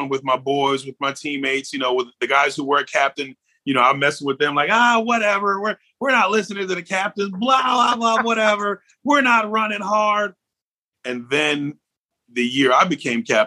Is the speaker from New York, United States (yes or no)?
yes; New York, United States; I'm a New Yorker